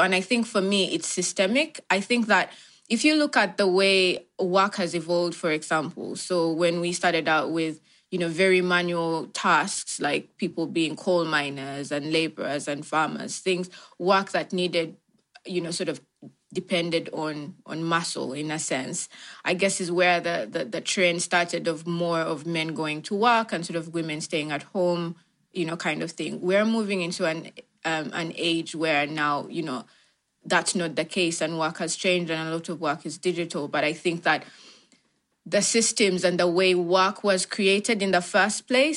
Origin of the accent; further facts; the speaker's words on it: Uganda; moved away as an adult; now in London, United Kingdom; born and raised in Uganda, and that's where I, you know, lived most of my life